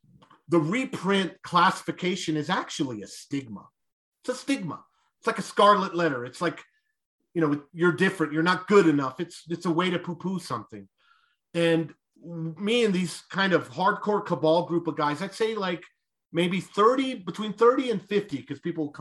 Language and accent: English; Roswell, New Mexico, United States; moved away; so I grew up in Roswell